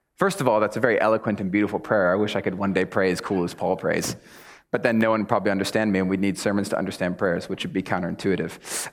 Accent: United States; I'm American

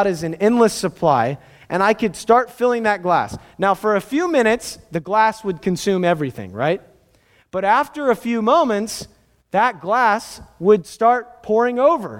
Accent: Southern California, United States; I grew up in Southern California

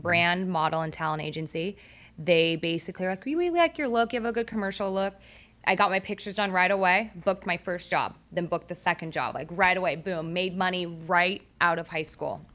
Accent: Orange County, California, United States; I grew up in Orange County

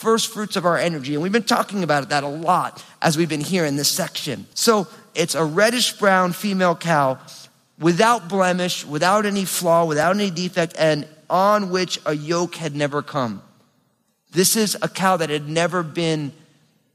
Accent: New Jersey, United States; I'm from New Jersey

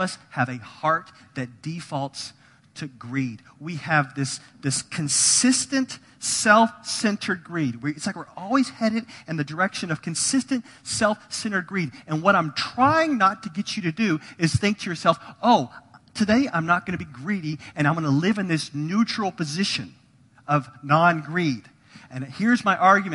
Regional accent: United States; If you were born or raised in America

